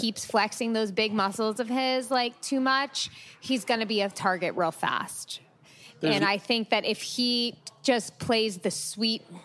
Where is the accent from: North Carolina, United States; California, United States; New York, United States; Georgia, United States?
New York, United States; Long Island; I'm from Long Island